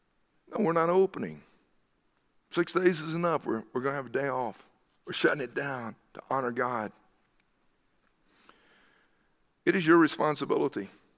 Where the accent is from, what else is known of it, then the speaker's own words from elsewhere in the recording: the South, United States; You remember growing up in the South that even businesses and others would shut down on Wednesday afternoon